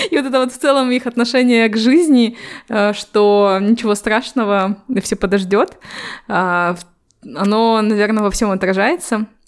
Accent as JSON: {"language": "Russian", "town": "Temirtau", "region": "Karaganda Region", "country": "Kazakhstan", "also_born_or_lived": "Almaty", "said": "Это когда я переехала из Тимиртау в Алматы. Тогда я удивилась э, большому количеству казахов, потому что я в жизни не видела азиатов"}